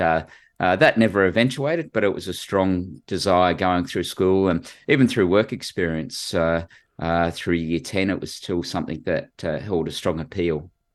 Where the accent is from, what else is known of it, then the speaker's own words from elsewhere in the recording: Sydney, New South Wales, Australia; I grew up in, uh, Western Sydney, so went to school at a place called Bass High and, uh, lived at George's Hall